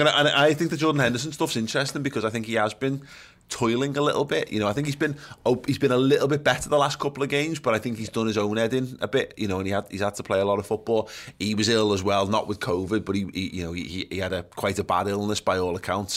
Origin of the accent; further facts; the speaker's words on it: England, United Kingdom; as English fans